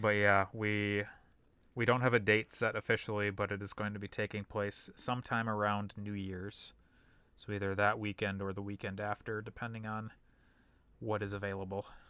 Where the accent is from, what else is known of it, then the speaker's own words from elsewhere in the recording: Brooklyn Park, Minnesota, United States; also born or lived in Champlin / Colorado; we moved from North Minneapolis to Champlin when I was not quite two. Then we moved from Champlin to Brooklyn Park when I was eight